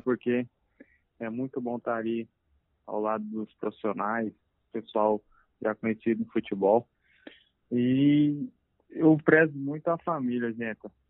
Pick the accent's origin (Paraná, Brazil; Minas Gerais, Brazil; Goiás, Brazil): Goiás, Brazil; Anápolis; moved away; eu sou de Anápolis, Goiás